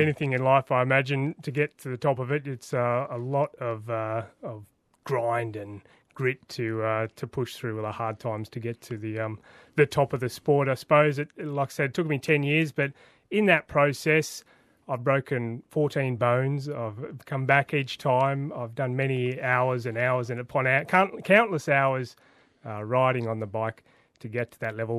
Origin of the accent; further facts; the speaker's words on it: Sydney, New South Wales, Australia; I grew up in Western Sydney